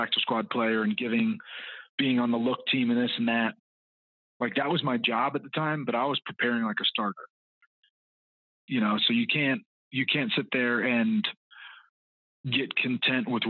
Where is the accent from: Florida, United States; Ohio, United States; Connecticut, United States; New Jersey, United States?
Florida, United States; Orlando; moved away as an adult; also born or lived in South Carolina / Atlanta, Georgia; I was born and raised in Orlando, Florida, played my college ball at South Carolina